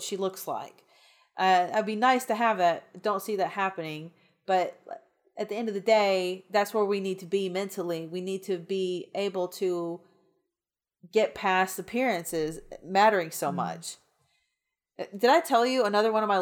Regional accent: the South, United States; I grew up in the South

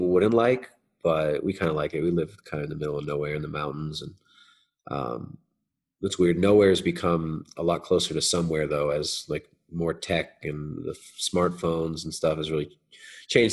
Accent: Southern California, United States; moved away; I grew up in Southern California

